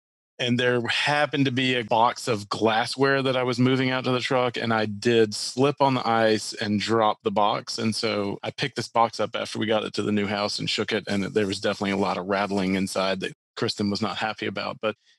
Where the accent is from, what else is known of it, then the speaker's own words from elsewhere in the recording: Little Rock, Arkansas, United States; born there; also born or lived in Mississippi / Minnesota / Green Bay / Hot Springs; So I was born in Little Rock, Arkansas on a house hunting trip.